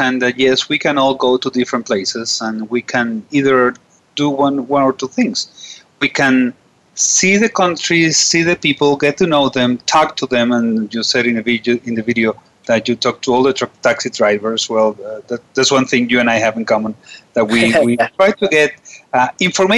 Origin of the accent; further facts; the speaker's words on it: Venezuela; I'm from Venezuela